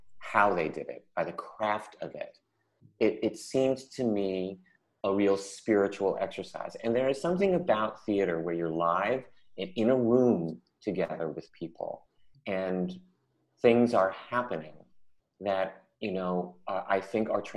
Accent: San Francisco, California, United States; when I was little, I grew up in San Francisco

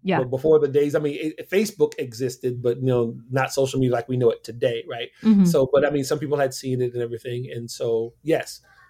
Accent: Little Rock, Arkansas, United States; a great pride about the community that I came from Little Rock, Arkansas, the whole Black excellence, all that kind of stuff, right?

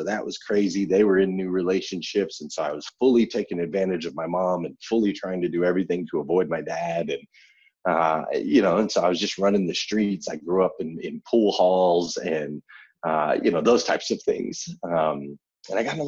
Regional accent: Flagstaff, Arizona, United States; I grew up in Flagstaff, Arizona

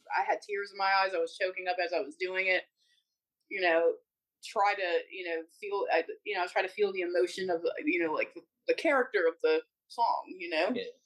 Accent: New Orleans, Louisiana, United States; my hometown in New Orleans and make my people proud

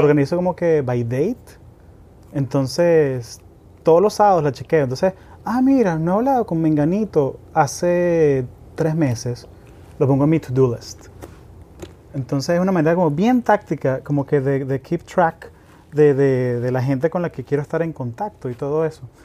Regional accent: Caracas, Capital District, Venezuela; yo crecí en Caracas, que es una ciudad de 6 millones de personas

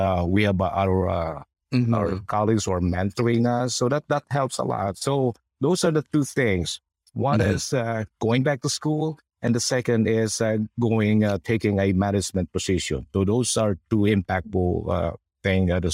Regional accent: Philippines; now in Sacramento, United States; we're Filipino nurses

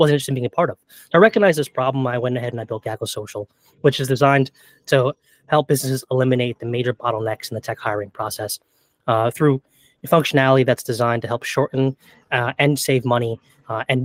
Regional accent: New York, United States; I'm from New York

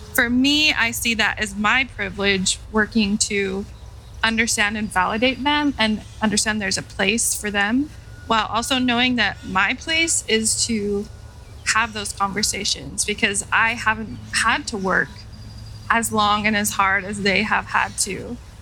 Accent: Utah, United States; I was born and raised in Utah

